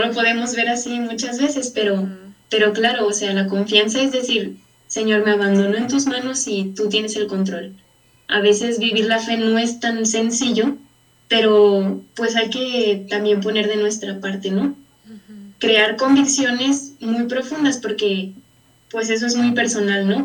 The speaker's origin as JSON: {"language": "Spanish", "town": "Valle de Guadalupe", "region": "Jalisco", "country": "Mexico", "said": "soy de Valle de Guadalupe, de la diócesis de, San Juan"}